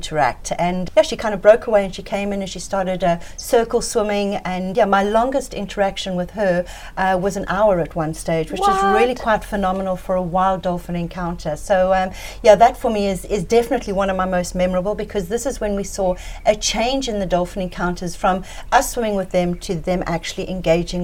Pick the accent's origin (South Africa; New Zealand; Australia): South Africa; Johannesburg, Gauteng; moved away as an adult; now in Ponta do Ouro, Mozambique; I was actually born in Johannesburg, so I spent most of my life growing up there, and I moved up here permanently in 1999 when I was around about 28 years old.